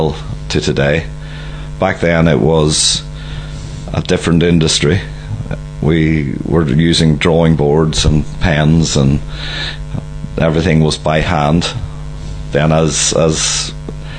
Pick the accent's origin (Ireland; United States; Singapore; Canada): Ireland; County Donegal; moved away as an adult; also born or lived in Dundee / United Kingdom; growing up in Donegal